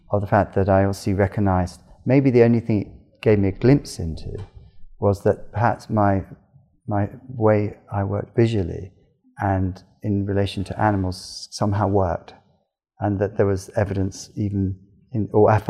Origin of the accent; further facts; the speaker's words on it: Cornwall, South West England, United Kingdom; also born or lived in London; I, I was uh, born in London, but spent my time um, growing up in Cornwall, the southwest of England, and, and very much by the coast